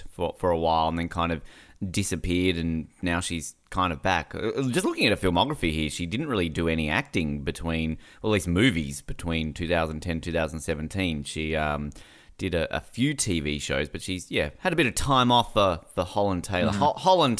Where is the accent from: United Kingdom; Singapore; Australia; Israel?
Australia; Hobart, Tasmania; also born or lived in Invercargill / Brisbane; now in Victoria, Australia; I'm from Hobart. I lived in Invercargill. Now I live in Brisbane. There's I lived in Brisbane. Brisbane was a bit more multicultural. Now I live in Victoria.